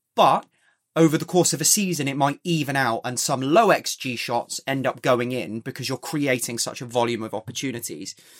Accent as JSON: {"language": "English", "region": "England", "country": "United Kingdom", "said": "I want England to do well as an Englishman"}